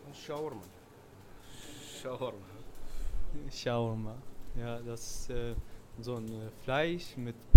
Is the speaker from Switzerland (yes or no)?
no; Syria; German is a second language; now in Germany; ich bin ja auch nicht auch, äh, aus Deutschland, ich komme aus Syrien.